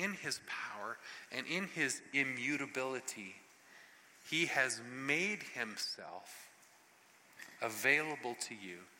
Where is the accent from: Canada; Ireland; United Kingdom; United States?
Canada; Ottawa Valley; especially we in the Ottawa Valley. Like, we are so reserved and we are so staid